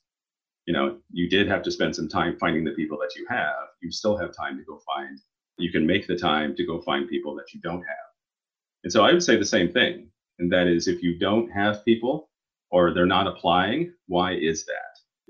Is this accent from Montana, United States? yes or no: no; Oklahoma, United States; I grew up in Oklahoma and not very many people of color there, and particularly Black, mostly Native American, the higher minority population in Oklahoma.